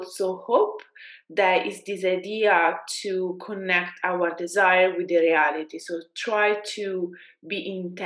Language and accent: English; Italy; accent: Italian; English is a second language; moved away as an adult; now in London, United Kingdom; I was trying to be less Italian with my accent